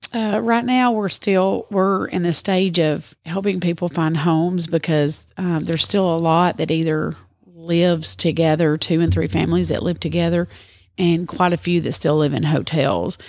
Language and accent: English; near Murfreesboro, Middle Tennessee, United States; moved away as an adult; now in Dresden, United States; originally from Middle Tennessee, close to Murfreesboro, and I've lived in Dresden for eight years now.